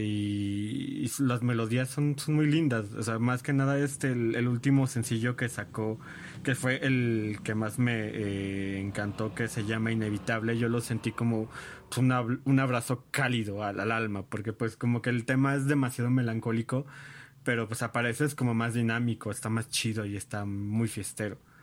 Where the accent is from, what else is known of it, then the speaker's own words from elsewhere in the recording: Mexico; soy este mm, mexicano